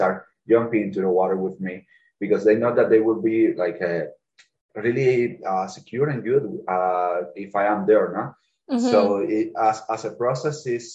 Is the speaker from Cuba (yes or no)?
yes; Cuba; English is a second language; now in Canada; I come from Cuba